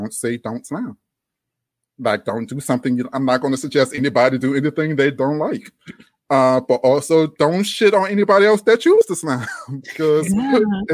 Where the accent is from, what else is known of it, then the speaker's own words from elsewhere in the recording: Louisiana, United States; accent: Louisiana drawl; also born or lived in New Orleans; now in Austin, United States; this Louisiana drawl